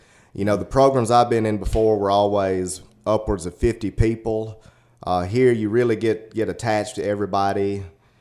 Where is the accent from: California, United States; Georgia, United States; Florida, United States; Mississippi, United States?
Mississippi, United States; Booneville; also born or lived in Holly Springs, Mississippi; I grew up in Boonville, Mississippi, just right down the road. I moved to Holly Springs when I was about 15